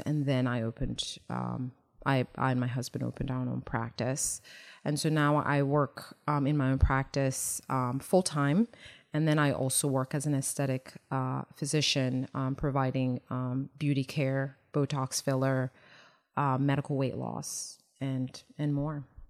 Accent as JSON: {"language": "English", "country": "Nigeria", "tie": "born or raised there", "moved": "yes", "said": "being Nigerian and growing there, um, there are resilient people and, um, my work ethic and just resilience is what I, I bring, uh, you know, from growing up there"}